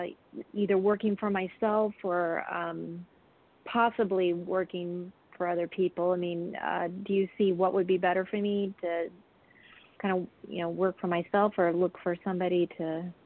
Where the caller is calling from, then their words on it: Jacksonville, Florida, United States; from Jacksonville.